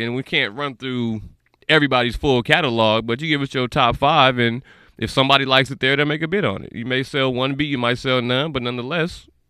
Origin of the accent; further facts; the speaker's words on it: Las Vegas, Nevada, United States; I'm from Vegas